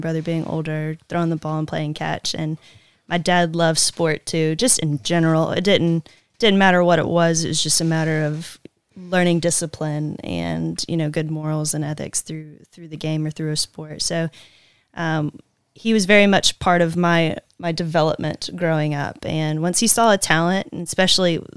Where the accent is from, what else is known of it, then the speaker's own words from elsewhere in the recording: Ocean Springs, Mississippi, United States; I'm born and raised in Ocean Springs, Mississippi